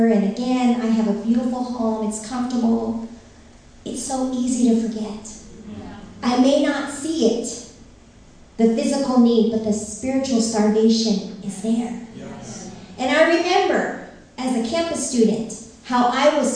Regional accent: Northern California, United States; also born or lived in Philippines; I'm from Northern California

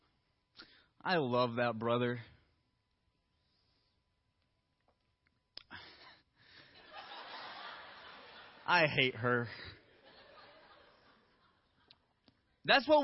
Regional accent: the South, United States; I'm from the South

